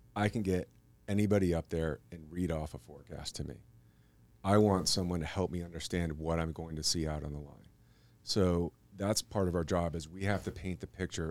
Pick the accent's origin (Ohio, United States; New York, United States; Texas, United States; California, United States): New York, United States; moved away as an adult; also born or lived in Albuquerque; growing up in New York